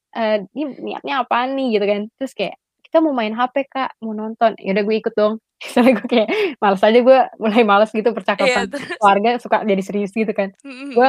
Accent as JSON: {"language": "Indonesian", "town": "Padang", "region": "West Sumatra", "country": "Indonesia", "said": "karena kan gue orang Padang kan jadi biasa ada"}